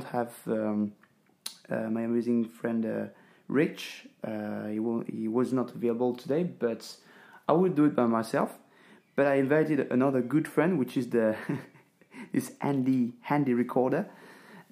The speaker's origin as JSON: {"language": "English", "country": "France", "second_language": "English", "moved": "as an adult", "lives_now": "Ängelholm, Sweden", "said": "I'm this French guy that is working in Sweden"}